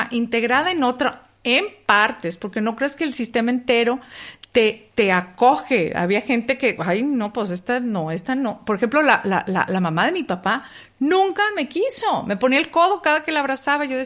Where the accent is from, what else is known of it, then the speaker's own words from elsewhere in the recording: Mexico; no, saben, que crecí